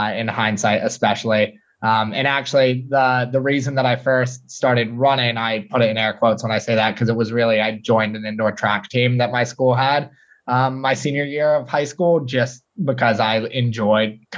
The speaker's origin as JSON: {"language": "English", "town": "New York City", "region": "New York", "country": "United States", "tie": "born or raised there", "said": "born and raised in New York City"}